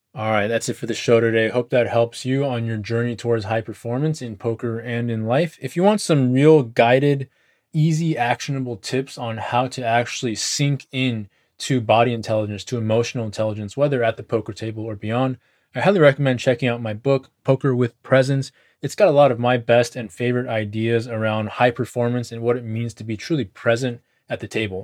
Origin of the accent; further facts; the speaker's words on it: United States; because I'm American